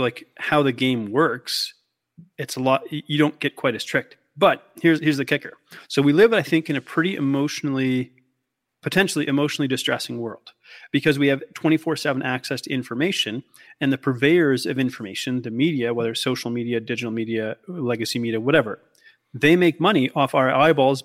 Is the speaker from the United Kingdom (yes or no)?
no; Canada; also born or lived in Australia; I'm clearly Canadian